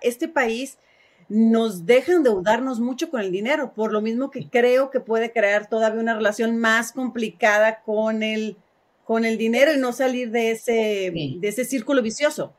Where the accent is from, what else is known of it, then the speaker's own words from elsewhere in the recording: Mexico; now in United States; Yo también crecí en México